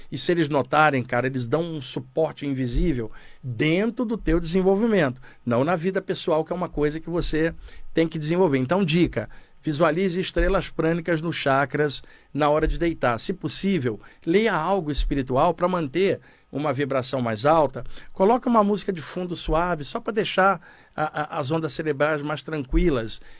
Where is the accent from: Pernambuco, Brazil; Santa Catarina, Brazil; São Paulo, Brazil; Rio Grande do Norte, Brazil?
Santa Catarina, Brazil; Criciúma; Eu, eu sou de Criciúma, Santa Catarina.